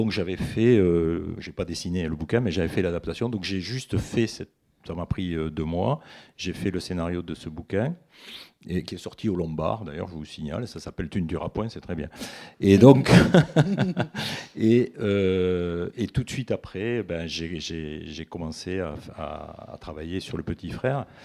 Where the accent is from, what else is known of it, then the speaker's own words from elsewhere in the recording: Montauban, Occitania, France; On puristes te diraient que ma terre natale, c'est Montauban.